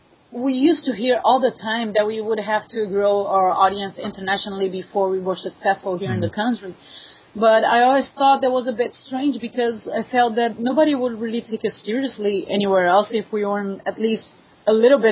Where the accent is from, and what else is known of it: Brazil; first language Portuguese; English is a second language